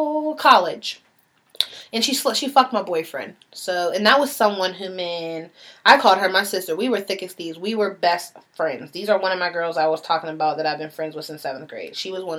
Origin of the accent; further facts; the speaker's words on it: Pittsburgh, Pennsylvania, United States; also born or lived in Baltimore; I always say I'm from Pittsburgh by way of Baltimore because I spent equal parts of my life in both places.